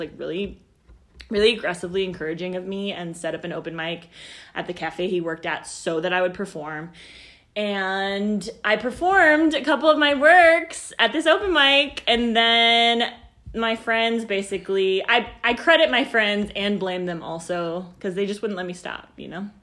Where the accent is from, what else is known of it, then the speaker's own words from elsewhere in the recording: Overland Park, Kansas, United States; also born or lived in California; I'm from Overland Park